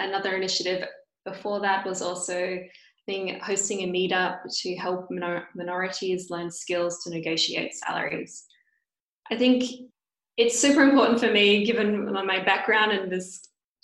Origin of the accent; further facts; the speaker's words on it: Perth, Western Australia, Australia; moved away as an adult; I come from Perth, which is very southwest of Australia.